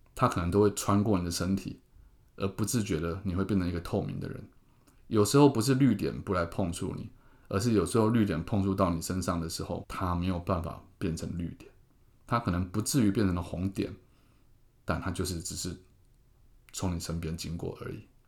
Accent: Keelung, Taiwan; moved away; also born or lived in Taipei; 杀回我的故乡

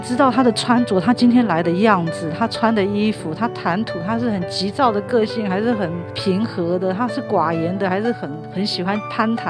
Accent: Italy; Chinese is a second language; 我们意大利人说，这个艺术的底子是在上轨里面，就在血里面的，改不掉。

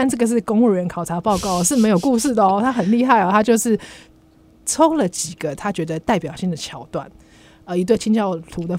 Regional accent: Taiwan; 我们台湾人

